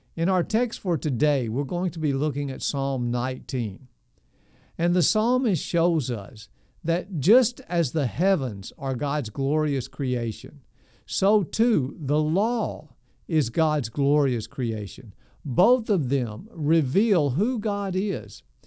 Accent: Nashville, Tennessee, United States; I grew up in South Nashville, right in the middle of the city

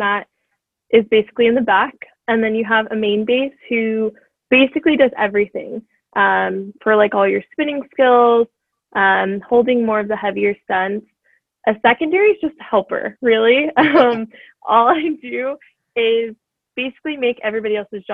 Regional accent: Bay Area, California, United States; now in Anaheim, United States; I'm originally from the Bay Area, but now I currently live down in Anaheim

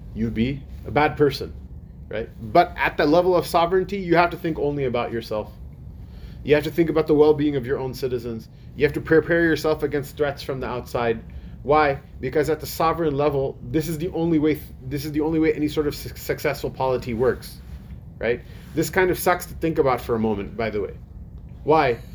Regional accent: United States; as an American citizen

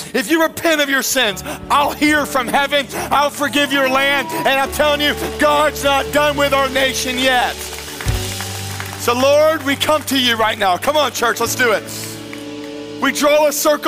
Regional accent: Pensacola, Florida, United States; I grew up in Pensacola in the 90s

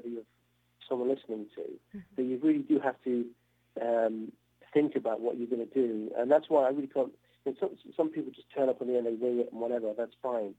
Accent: Cambridge, East of England, United Kingdom; also born or lived in Oxford; I grew up in England in a town called Cambridge

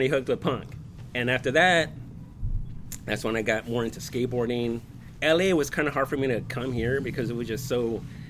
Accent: National City, California, United States; also born or lived in Norwalk; I was born in San Diego, National City.

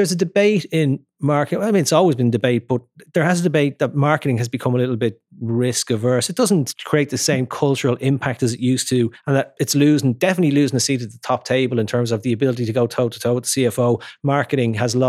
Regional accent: Ireland

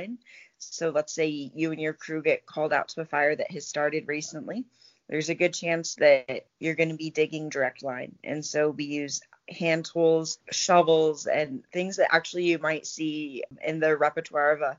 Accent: Colorado Springs, Colorado, United States; I grew up in Colorado Springs, and I went to school at CU Boulder

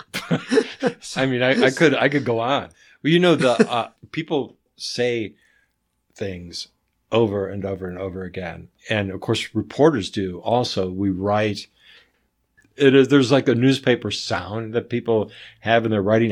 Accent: North Carolina, United States; I grew up in North Carolina mostly

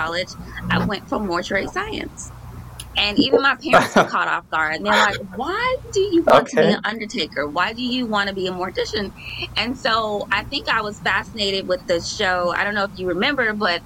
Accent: Chicago, Illinois, United States; I like living close to my mom, but I don't live like in that area anymore. I'm still like 20 minutes away, but I'm on the south side of Chicago

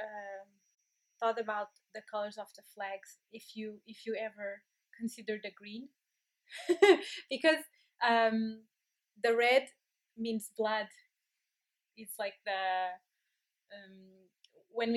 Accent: Lisbon, Portugal; I am from Lisbon

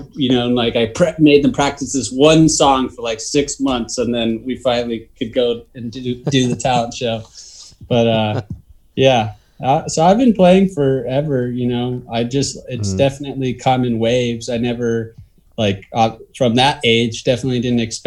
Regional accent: Southern California, United States; growing up in Southern California

